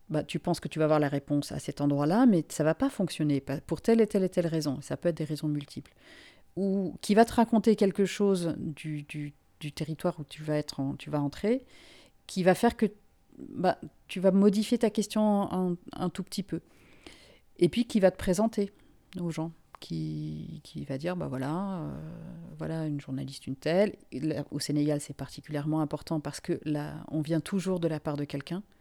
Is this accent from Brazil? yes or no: no; Finland; also born or lived in Africa; now in France; moi, je suis une migrante moi-même. Euh, je ne suis pas française euh, d'origine. Je suis finlandaise. J'ai grandi en Afrique. Enfin, tout, tout, mon parcours personnel est fait de migration.